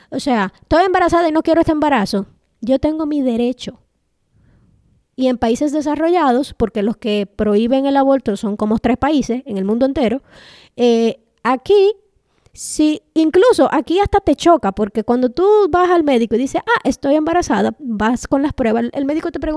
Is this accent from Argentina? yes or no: no; Dominican Republic; somos supernacionalistas cuando tenemos que pelear con los haitianos, pero somos más gringos que el DH.